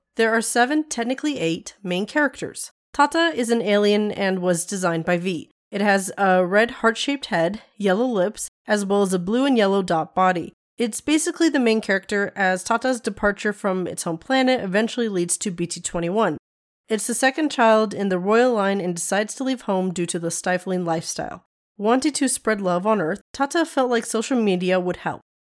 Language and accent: English; Nevada, United States; I am from Nevada. I am from the desert.